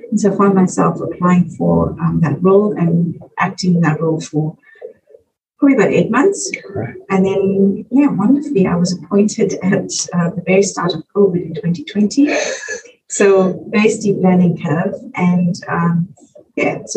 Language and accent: English; South Africa; moved away as an adult; now in Adelaide, Australia; we are South Africans, but we are of Indian origin.